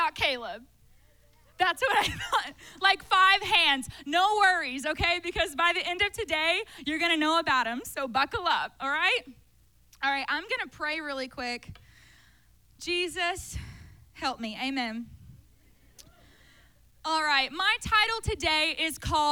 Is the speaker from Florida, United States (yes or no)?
no; Taylorsville, Kentucky, United States; I grew up in the First Baptist Church of Taylorsville, Kentucky